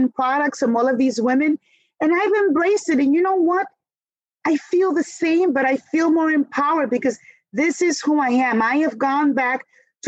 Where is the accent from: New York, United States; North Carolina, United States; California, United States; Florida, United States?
New York, United States; New York City; growing up in New York City